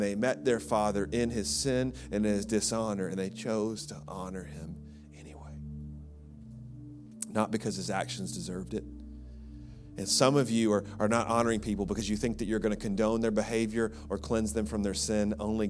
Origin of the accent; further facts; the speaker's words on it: Birmingham, Alabama, United States; You know, I grew up in Birmingham, Alabama, in the South, and there's a rumor going around that we are friendlier than you.